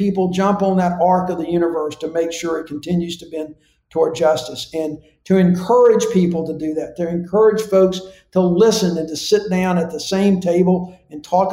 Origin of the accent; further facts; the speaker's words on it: Alabama, United States; from Alabama